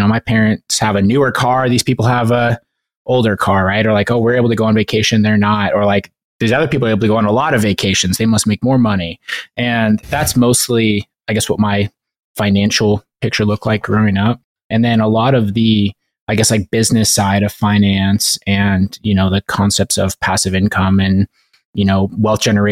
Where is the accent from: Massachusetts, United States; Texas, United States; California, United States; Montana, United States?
Montana, United States; I grew up in Montana